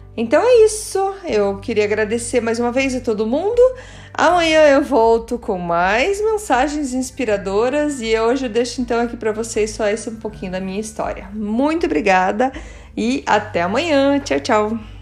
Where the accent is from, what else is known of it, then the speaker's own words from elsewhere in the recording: Curitiba, Paraná, Brazil; also born or lived in Germany; Eu nasci em Curitiba.